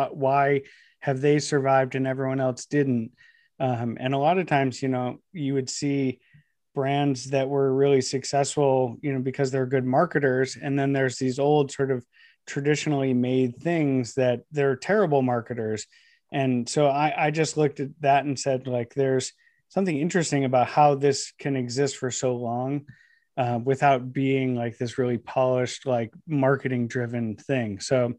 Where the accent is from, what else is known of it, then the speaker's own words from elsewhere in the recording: Ohio, United States; I grew up in Northeast Ohio, and when I was growing up, I watched a lot of the manufacturing that just surrounded the area that I lived just sort of up and disappear.